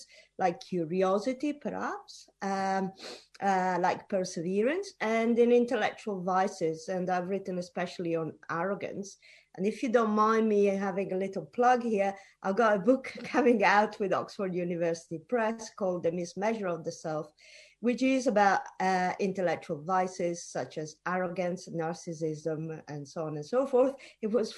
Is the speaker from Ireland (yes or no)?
no; Italy; moved away as an adult; also born or lived in United Kingdom / United States; I was born in Italy and I did my undergraduate in Italy, but then I moved to the UK to do my PhD